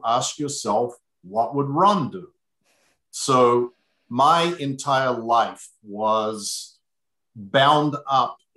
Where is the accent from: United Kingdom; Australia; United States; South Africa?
Australia; Adelaide, South Australia; went from my hometown of Adelaide to Melbourne